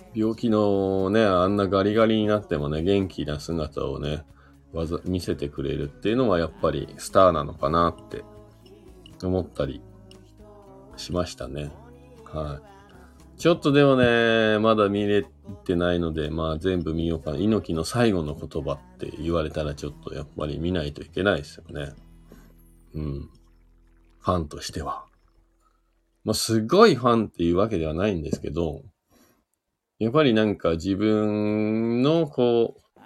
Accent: Shizuoka, Japan; now in Hakuba, Japan; 僕、静岡県出身なんで、実は生まれた時からね、近くにある山で

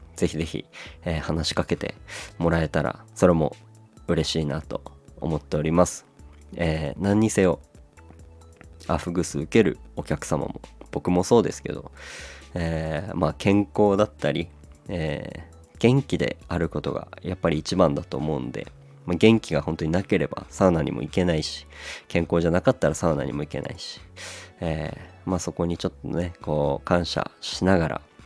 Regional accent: Aomori, Japan; moved away as an adult; now in Tokyo, Japan; 僕のこの地元の青森

